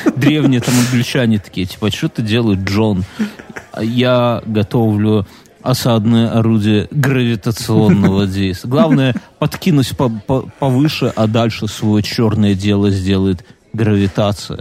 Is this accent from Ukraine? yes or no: no; Belarus; я же белорус